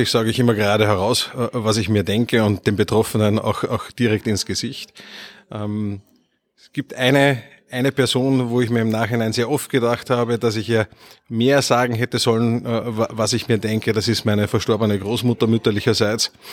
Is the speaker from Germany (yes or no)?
no; Upper Austria, Austria; also born or lived in Vienna; Ich bin ursprünglich in Wien geboren. Äh, meine Eltern haben damals noch studiert äh, und bin aber in sehr jungen äh, Kindheitsjahren dann nach Oberösterreich an den Attersee gezogen.